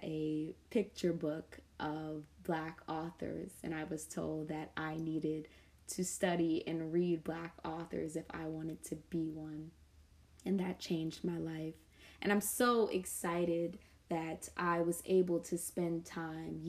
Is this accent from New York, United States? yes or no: yes; New York City, New York, United States; I grew up in Southside Jamaica, Queens